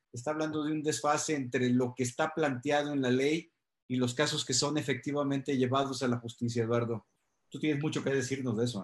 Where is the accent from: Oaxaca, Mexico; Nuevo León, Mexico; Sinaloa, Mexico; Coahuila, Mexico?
Sinaloa, Mexico; Culiacán; mi tierra, Culiacán